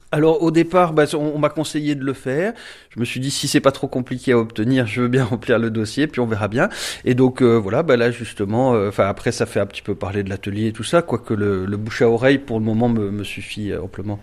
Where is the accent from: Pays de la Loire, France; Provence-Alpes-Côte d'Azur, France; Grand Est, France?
Provence-Alpes-Côte d'Azur, France; Marseille; moved away as an adult; also born or lived in Thionville; now in Talange, France; je suis né à Marseille euh, donc en 82 et euh, donc j'ai vécu 20 ans là-bas